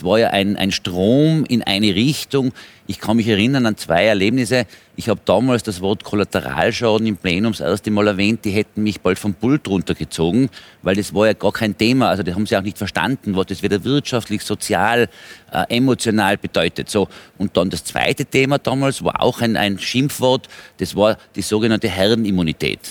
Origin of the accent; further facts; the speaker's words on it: Austria; bei uns in Österreich